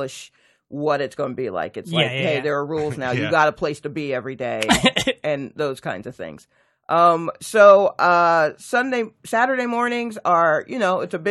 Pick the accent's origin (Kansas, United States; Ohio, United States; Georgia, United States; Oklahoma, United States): Georgia, United States; Atlanta; also born or lived in New York; I grew up in Atlanta, Georgia.